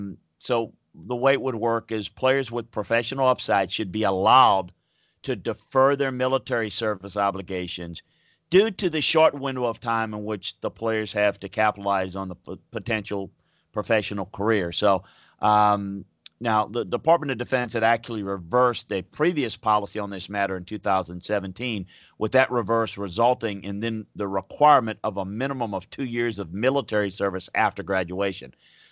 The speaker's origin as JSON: {"language": "English", "region": "Louisiana", "country": "United States", "tie": "born or raised there", "said": "As growing up in Louisiana, certainly the whole Pell Grant situation and how Skip Bertman built the LSU powerhouse."}